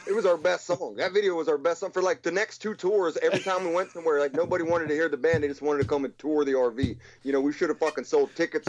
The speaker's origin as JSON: {"language": "English", "town": "Pittsburgh", "region": "Pennsylvania", "country": "United States", "said": "I'm from that area. I'm from Pittsburgh"}